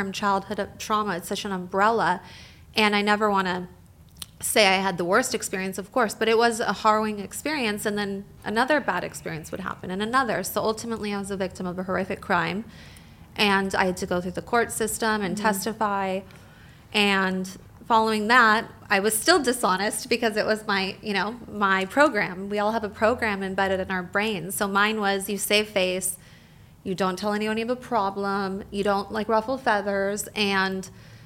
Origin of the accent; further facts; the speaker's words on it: Orange County, California, United States; I grew up here in Orange County